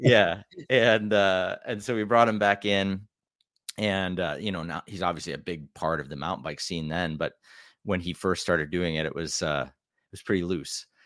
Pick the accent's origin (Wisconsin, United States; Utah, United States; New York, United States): Wisconsin, United States; I grew up in Wisconsin